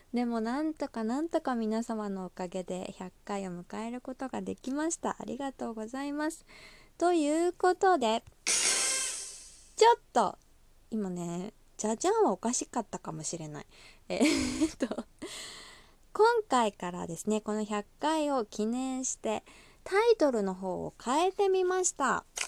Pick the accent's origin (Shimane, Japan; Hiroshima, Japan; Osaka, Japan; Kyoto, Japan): Osaka, Japan; accent: Kansai dialect; 出身が大阪でして